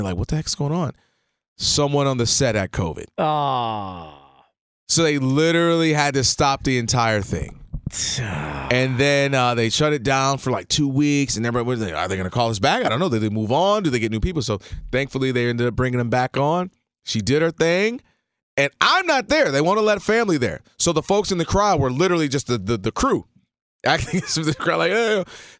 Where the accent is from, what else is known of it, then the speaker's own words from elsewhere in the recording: Detroit, Michigan, United States; I'm coming from Detroit. I'm cool. I'm like, yo, what's up? I'm …. You know what I'm saying? Detroit, what's up?